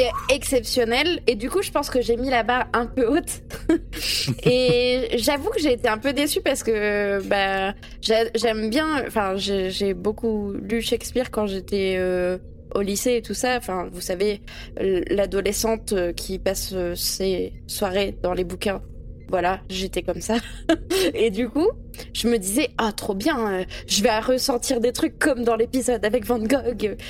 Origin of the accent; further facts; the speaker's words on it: France; il est apparu chez nous en France